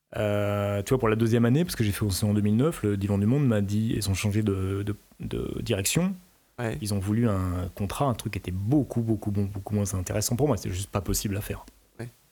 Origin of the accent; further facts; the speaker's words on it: France; je suis français.